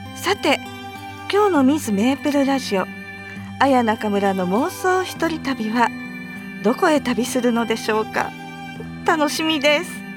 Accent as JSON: {"language": "Japanese", "town": "Chikuma", "region": "Nagano", "country": "Japan", "tie": "born or raised there", "said": "私のふるさと信州に来ていますなんと私のまあ私の生まれたところが戸倉上山田温泉なんですが"}